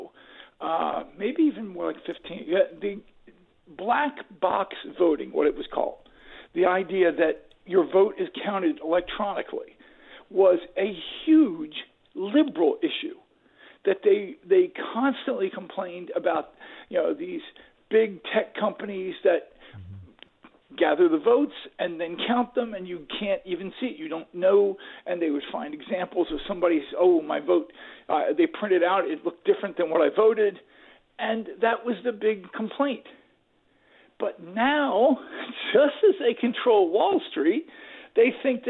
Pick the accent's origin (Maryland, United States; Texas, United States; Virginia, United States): Maryland, United States; Baltimore; I grew up in Baltimore